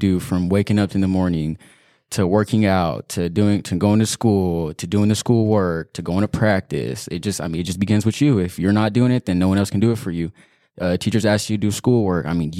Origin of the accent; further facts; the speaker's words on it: Banning, California, United States; I've been in Banning since I was like 2 years old. I went to Central, and then I went to Hemmerling and Nicolette. And Banning, I mean, it's been fine. I mean, it's just a small town, nothing crazy.